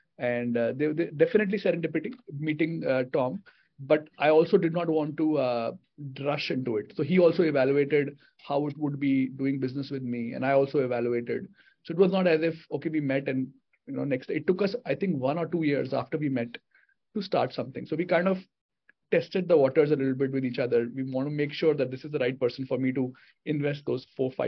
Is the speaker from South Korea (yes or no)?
no; India; also born or lived in United States; I'm an Indian